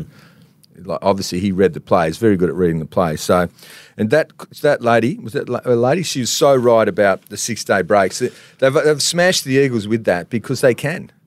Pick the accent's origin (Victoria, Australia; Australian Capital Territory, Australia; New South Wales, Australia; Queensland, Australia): Australian Capital Territory, Australia; Canberra; moved away; I was from Canberra